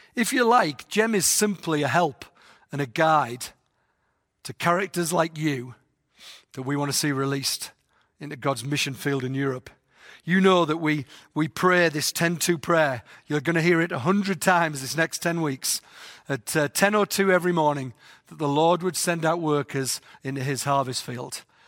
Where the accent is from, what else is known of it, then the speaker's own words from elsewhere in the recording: England, United Kingdom; moved away; I've got a funny voice 'cause I'm from England.